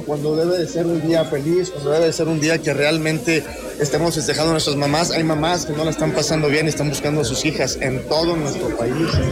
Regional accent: Monterrey, Nuevo León, Mexico; nosotros los regios

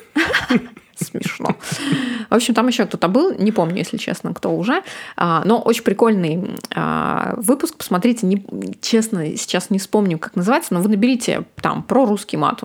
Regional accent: Ukhta, Komi Republic, Russia; moved away; Мы из Ухты очень а, морозный город

